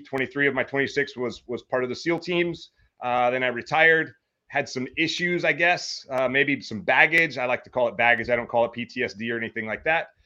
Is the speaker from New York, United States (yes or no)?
no; Meridian, Mississippi, United States; now in Hawaii, United States; I grew up in Meridian, Mississippi, or just outside of Meridian, Mississippi.